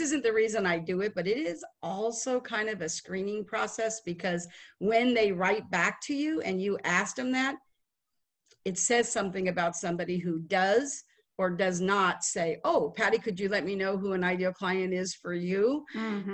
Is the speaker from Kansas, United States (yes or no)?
no; Las Vegas, Nevada, United States; moved away as an adult; now in Dallas, United States; I am from Las Vegas. We moved to Dallas in 2008